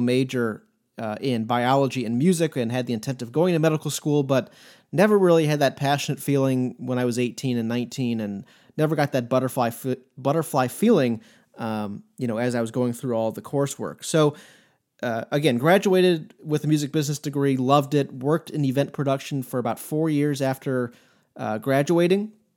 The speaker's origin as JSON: {"language": "English", "town": "St. Louis", "region": "Missouri", "country": "United States", "tie": "born or raised there", "also_born_or_lived": "Coral Gables, Florida", "moved": "as an adult", "lives_now": "Columbia, United States", "said": "I grew up in Saint Louis, which is about two hours to the east of us here in Columbia."}